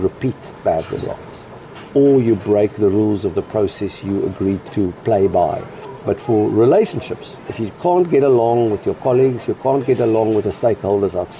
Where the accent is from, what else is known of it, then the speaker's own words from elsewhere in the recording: Cape Town, Western Cape, South Africa; now in London, United Kingdom; as a South African, Cape Town boy, we used to go and have Latin quizzes